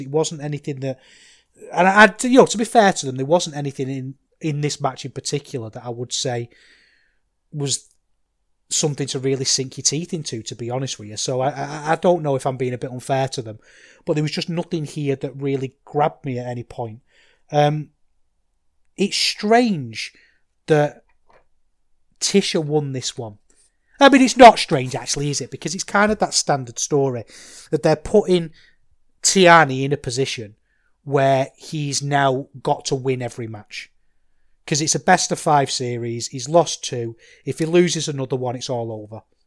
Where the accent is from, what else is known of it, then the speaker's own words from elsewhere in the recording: Manchester, North West England, United Kingdom; now in Salford, United Kingdom; I grew up in Manchester. I grew up in North Manchester